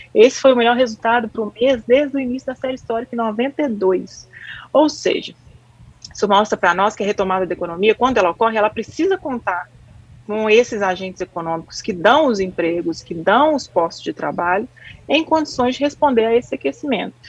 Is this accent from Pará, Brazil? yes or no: no; Minas Gerais, Brazil; como boa mineira